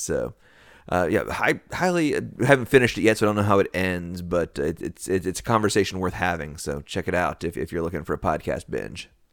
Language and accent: English; the South, United States; we are from the South